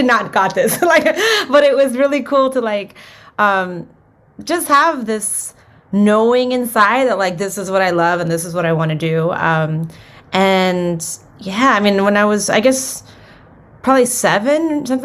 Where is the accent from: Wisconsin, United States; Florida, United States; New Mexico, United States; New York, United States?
Florida, United States; Miami; moved away as an adult; also born or lived in Los Angeles; I was born in Miami, Florida, and my family's from Cuba. And yeah, I was born and raised there, and I moved to Los Angeles probably when I was like 20, maybe